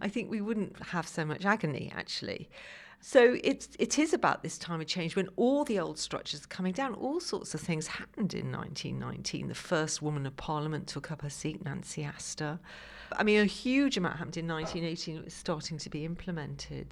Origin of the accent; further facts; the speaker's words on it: Liverpool, North West England, United Kingdom; now in London, United Kingdom; I live now in London. I grew up in Liverpool